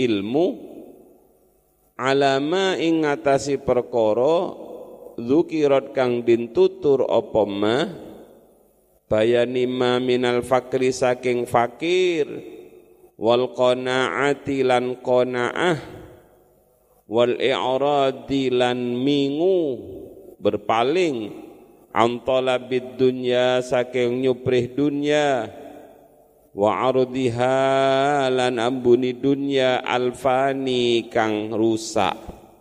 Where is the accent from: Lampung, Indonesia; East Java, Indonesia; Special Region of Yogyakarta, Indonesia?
East Java, Indonesia; Saya kan orang Madura yang susah bahasa Jawanya